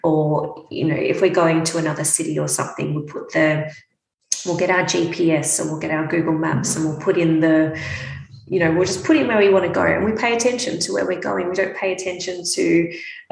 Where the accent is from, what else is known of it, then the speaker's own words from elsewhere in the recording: Melbourne, Victoria, Australia; moved away as an adult; now in Brisbane, Australia; I'm from Melbourne and I grew up in Melbourne. I've lived most of my life in Melbourne